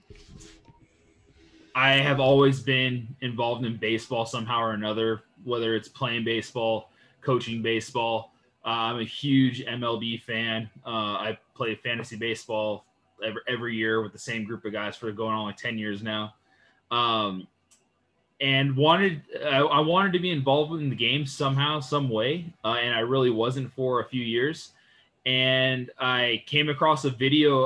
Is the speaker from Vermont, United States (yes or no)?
no; San Pedro, California, United States; I'm from Southern California, born and raised in San Pedro, California